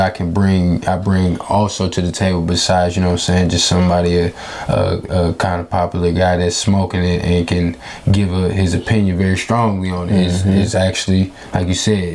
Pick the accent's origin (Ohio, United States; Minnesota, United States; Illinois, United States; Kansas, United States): Illinois, United States; Chicago; moved away as an adult; also born or lived in Champaign, Illinois / North Carolina / Missouri; now in Michigan, United States; Raised in Southside Chicago